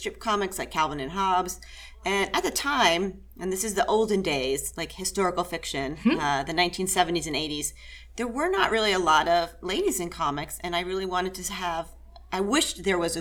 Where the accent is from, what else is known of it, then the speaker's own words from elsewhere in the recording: Pennsylvania, United States; moved away; I grew up in Pennsylvania.